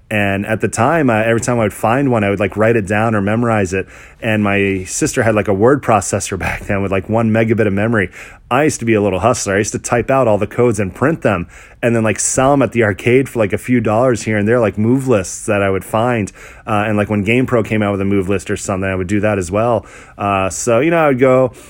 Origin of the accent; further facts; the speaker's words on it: Orlando, Florida, United States; also born or lived in Canada; I was born in Canada. Both of my parents are actually Lebanese, Middle Eastern. Growing up shortly after my birth in Canada, I'm the youngest of four kids. We had moved down to Orlando and pretty much lived there all my life.